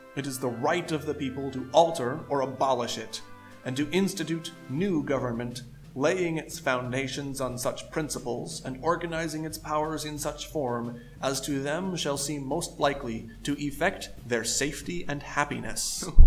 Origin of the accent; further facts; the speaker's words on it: United States; I do love my American country